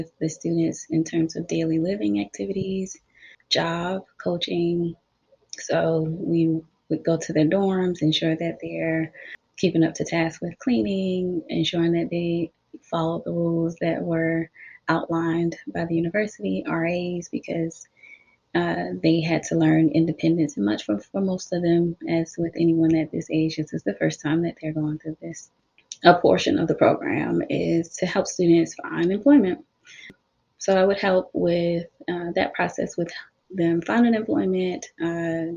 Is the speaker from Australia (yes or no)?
no; South Carolina, United States; I am from South Carolina, so I completed my bachelor's and my master's here in the state of South Carolina.